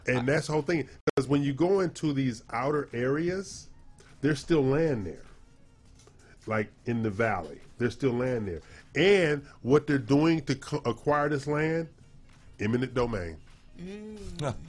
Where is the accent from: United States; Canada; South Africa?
United States; California; now in Texas, United States; my home state